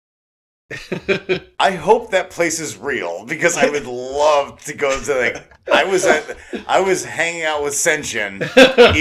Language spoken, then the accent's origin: English; New Orleans, Louisiana, United States; We grew up in New Orleans in Vietnam Town